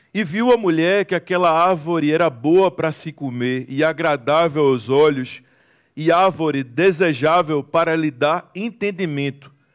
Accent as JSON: {"language": "Portuguese", "town": "Recife", "region": "Pernambuco", "country": "Brazil", "said": "Eu sou de Recife, Pernambuco, Brasil"}